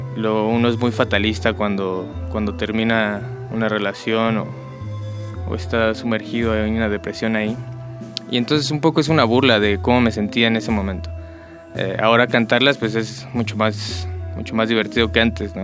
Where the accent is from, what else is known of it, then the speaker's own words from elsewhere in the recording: Michoacán, Mexico; música de mi tierra